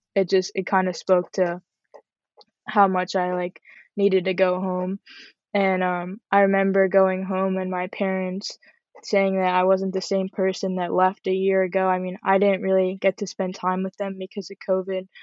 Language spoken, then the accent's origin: English; Parkland, Florida, United States; also born or lived in Boca Raton, Florida; I'm from Parkland, Florida. I was born in Boca Raton